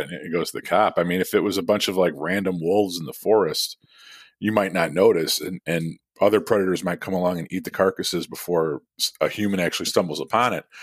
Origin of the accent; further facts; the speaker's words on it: United States; I was born in America, but, like, s, of somewhat of Irish descent